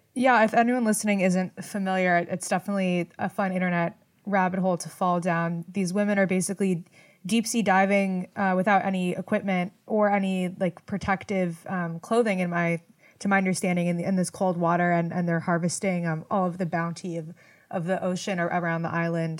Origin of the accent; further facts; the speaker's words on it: Los Angeles, California, United States; I grew up in Los Angeles